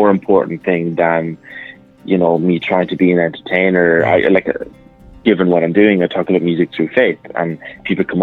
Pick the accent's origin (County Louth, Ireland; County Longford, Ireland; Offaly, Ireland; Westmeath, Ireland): Westmeath, Ireland; Mullingar; my hometown in Mullingar